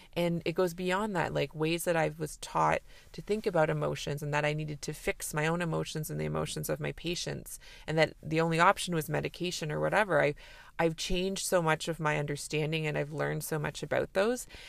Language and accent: English; Canada; I'm a Canadian family physician